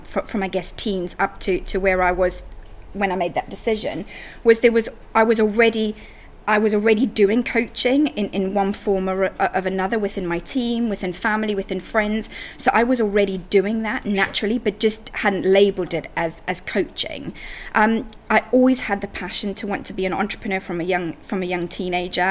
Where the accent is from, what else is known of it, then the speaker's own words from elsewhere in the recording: Zimbabwe; moved away as an adult; now in United Kingdom; So I grew up in Africa, in Zimbabwe, and I moved to the UK when I was 20.